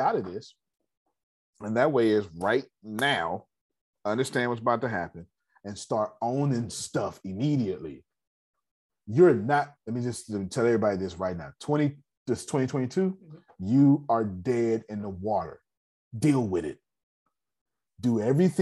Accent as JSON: {"language": "English", "country": "United States", "said": "I'm American"}